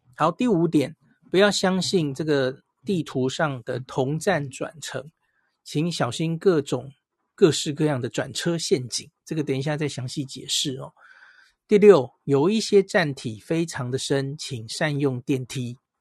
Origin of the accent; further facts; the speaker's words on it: Taiwan; 我们台湾人